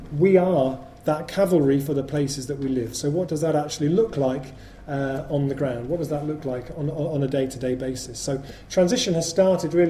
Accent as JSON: {"language": "English", "town": "Bristol", "region": "South West England", "country": "United Kingdom", "tie": "born or raised there", "said": "Well, Bristol's my hometown, really. I lived here from the age of 13, and when I was growing up here"}